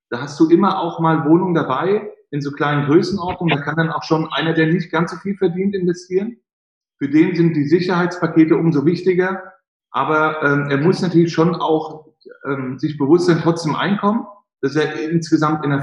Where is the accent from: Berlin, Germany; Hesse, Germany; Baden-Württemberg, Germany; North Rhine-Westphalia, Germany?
Hesse, Germany; Frankfurt; hätten sie in Frankfurt, ich bin Frankfurter, für 100.000 Euro, äh, 100.000 Marken Wohnen kaufen können.